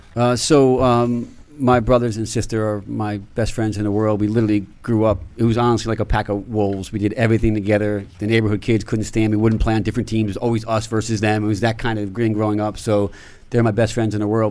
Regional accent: Newburgh, New York, United States; I grew up in Newburgh, New York, which is in the Hudson Valley

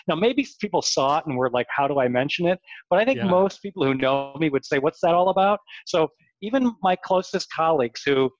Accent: Northbrook, Illinois, United States; I grew up in Northbrook.

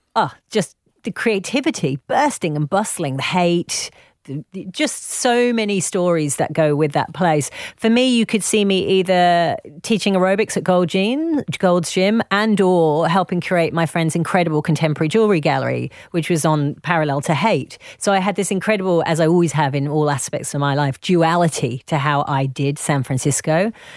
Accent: United Kingdom; accent: posh; also born or lived in Leeds; my posh little accent

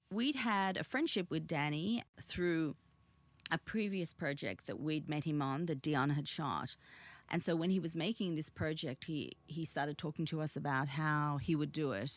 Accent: Sydney, New South Wales, Australia; English is a second language; also born or lived in Korea / Busan / Victoria; as a little girl growing up on the North Shore of Australia, you know, in Sydney, in Australia

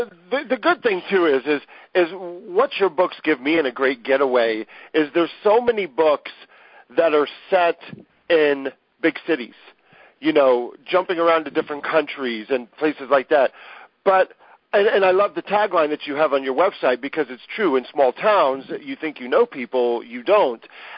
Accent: Ohio, United States; I'm from Ohio

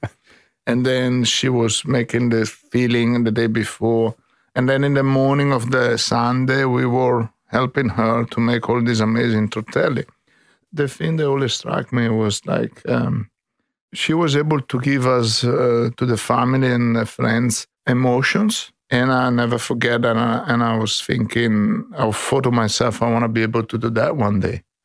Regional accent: Brescia, Lombardy, Italy; English is a second language; moved away as an adult; now in Sydney, Australia; I come from the Alps, on the, on the Alps and Lake of Northern Italy, exactly from, uh, Brescia, on the Garda Lake.

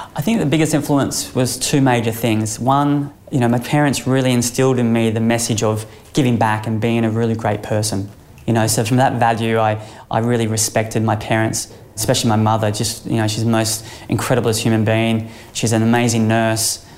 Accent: Sunshine Coast, Queensland, Australia; growing up on the Sunshine Coast

